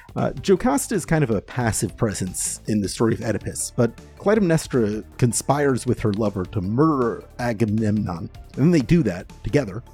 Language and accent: English; Florida, United States; I'm from Florida